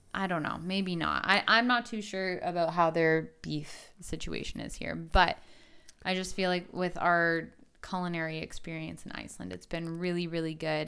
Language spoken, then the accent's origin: English; Canada